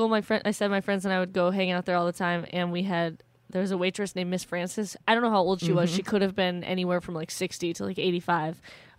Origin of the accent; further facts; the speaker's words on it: Georgia, United States; also born or lived in Michigan; now in Los Angeles, United States; it reminds me of where I lived in Georgia. Yeah, that's what I love about where I grew up. I was born in Michigan, but I'm a Grits, which stands for girl raised in the South.